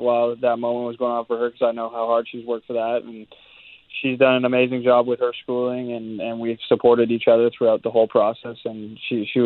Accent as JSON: {"language": "English", "country": "Canada", "tie": "born or raised there", "said": "being a Canadian kid"}